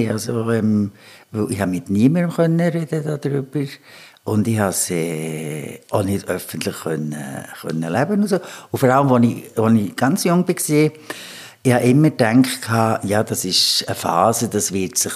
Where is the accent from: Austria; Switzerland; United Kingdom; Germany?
Switzerland; Bern; ich bin in Bern aufgewachsen und da hat es so verschiedene öffentliche Toiletten.